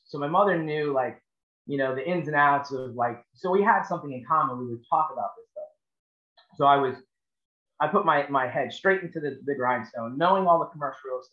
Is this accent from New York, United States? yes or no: yes; Long Island, New York, United States; moved away as an adult; now in Charleston, United States; I'm born and raised on Long Island, New York